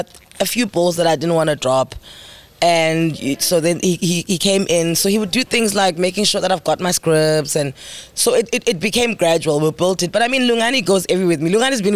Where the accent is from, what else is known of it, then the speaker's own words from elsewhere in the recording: Mthatha, Eastern Cape, South Africa; I'm from Umtata.